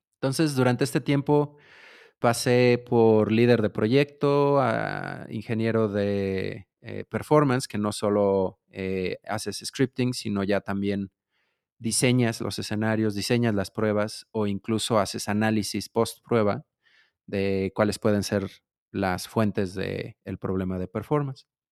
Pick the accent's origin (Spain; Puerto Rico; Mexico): Mexico; Mexico City; de la Ciudad de México, mexicano, chilango, dirían algunos